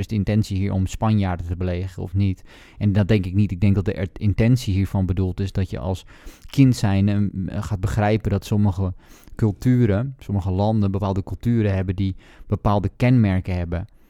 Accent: Netherlands; als Nederlander

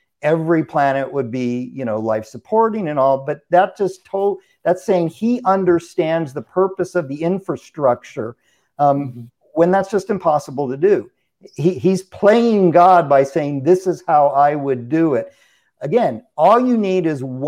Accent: California, United States; moved away; I'm originally from California

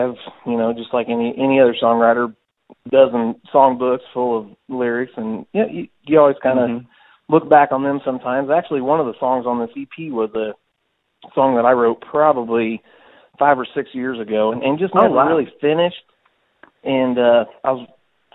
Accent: Auburn, Illinois, United States; That's where I grew up. I grew up in Auburn, Illinois

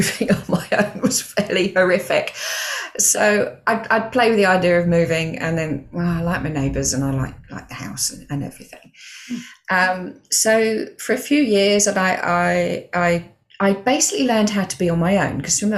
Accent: Stevenage, East of England, United Kingdom; moved away as an adult; also born or lived in Milton Keynes; I was still working for the bank at that point, came through. So I left Stevenage branch

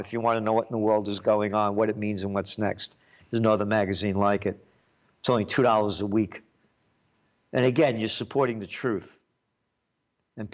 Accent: United States; I'm an American

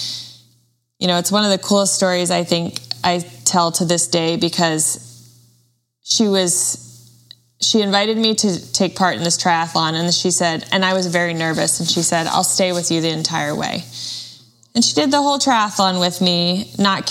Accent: Washington, United States; I was born and raised in Washington State

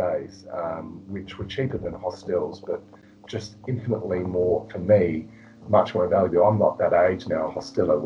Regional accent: Australia; being an Australian

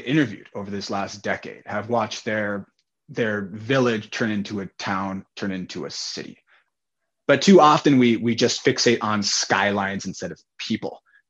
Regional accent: United States; So I'm an American millennial. I was born in 1990.

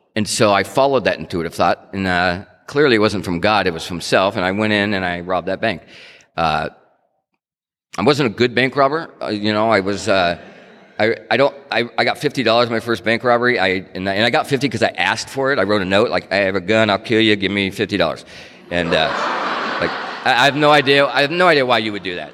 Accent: Stockton, California, United States; moved away; also born or lived in Tucson, Arizona; I grew up in Stockton and I and then I, you know, I moved to Tucson.

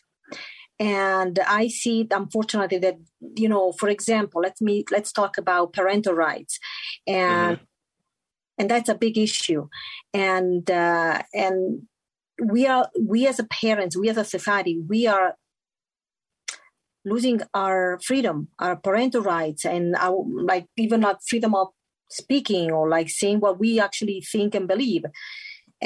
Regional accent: Italy; English is a second language; moved away as an adult; now in Utah, United States; I'm born and raised in Italy, but I call Utah home since 1998

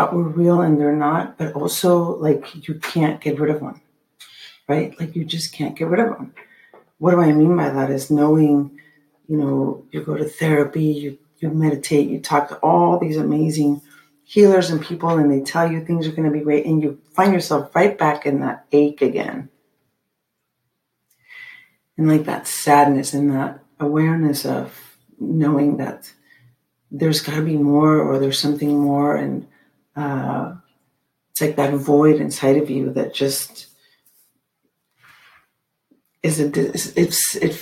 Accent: Mexico City, Mexico; when I was growing up in Mexico City

